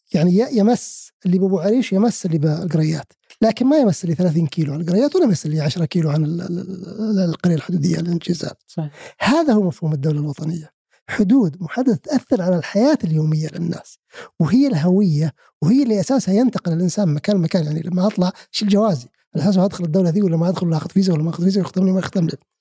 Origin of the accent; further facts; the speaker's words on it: Saudi Arabia; انا كسعودي